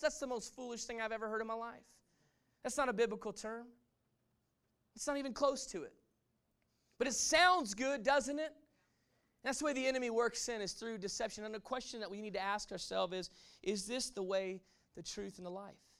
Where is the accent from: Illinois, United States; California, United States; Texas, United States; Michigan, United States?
Texas, United States; moved away; I'm, I'm from Texas. I grew up in Texas, and you can take the man out of Texas, but you can't necessarily take the Texas out of the man